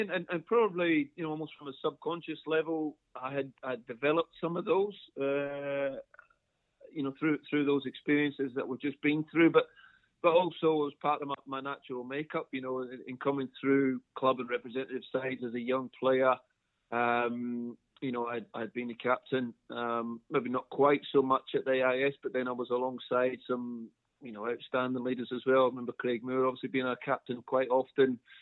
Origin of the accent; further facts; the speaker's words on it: Brisbane, Queensland, Australia; moved away as an adult; also born or lived in Scotland; now in United Kingdom; we emigrated to Brisbane, uh, what, something like 18 years previous to that. Uh, spent you know, the vast majority of my childhood in Queensland